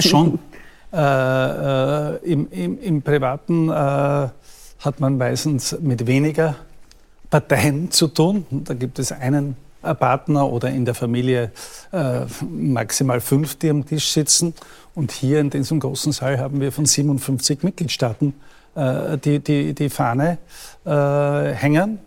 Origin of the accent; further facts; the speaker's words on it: Austria; bei uns in Österreich